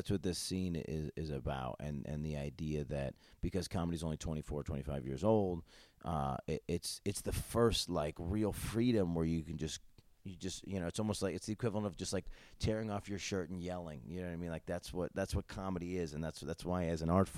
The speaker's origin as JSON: {"language": "English", "country": "United States", "said": "As an American comedian"}